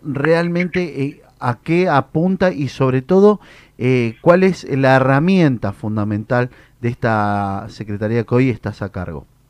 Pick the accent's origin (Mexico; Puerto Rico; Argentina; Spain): Argentina; Mendoza; now in Greater Buenos Aires, Argentina; yo soy una persona que vengo del interior, ¿no? Yo soy de Mendoza.